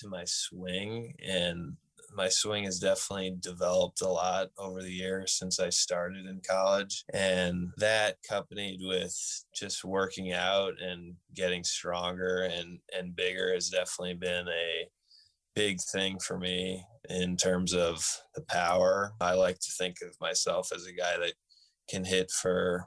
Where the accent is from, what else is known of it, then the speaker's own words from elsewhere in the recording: Stafford, Connecticut, United States; I'm from Connecticut, so you always hear about New Britain Stadium, and myself as a kid growing up